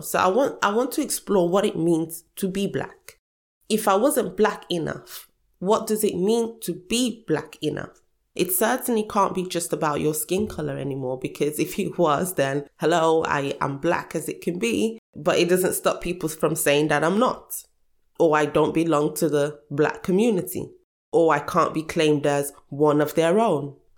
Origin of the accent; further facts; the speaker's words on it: Nigeria; now in United Kingdom; I was born in Nigeria.